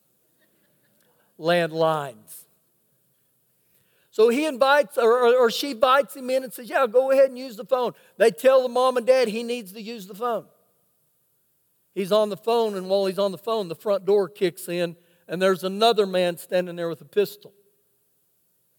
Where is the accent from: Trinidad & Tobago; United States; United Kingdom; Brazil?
United States; Oklahoma; now in Lubbock, United States; I was born in Oklahoma.